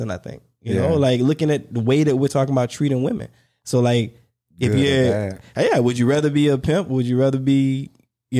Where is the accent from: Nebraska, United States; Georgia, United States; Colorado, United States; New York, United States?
Georgia, United States; Warner Robins; I'm from Warner Robins